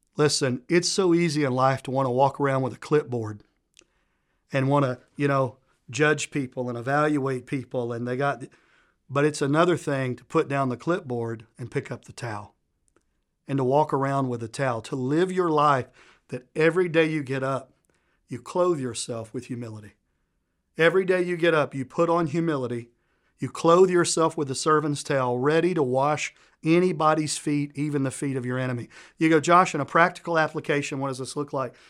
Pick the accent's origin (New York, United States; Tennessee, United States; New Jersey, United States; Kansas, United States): Tennessee, United States; accent: Southern U.S.; I'm from the South, a place called Tennessee. Probably picked up, I'm from Southern U.S. by my accent. And we grow up learning manners